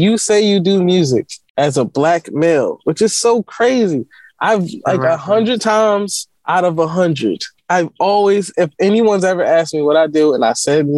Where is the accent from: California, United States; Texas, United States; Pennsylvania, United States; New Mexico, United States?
Pennsylvania, United States; Philadelphia; I'm from West Philly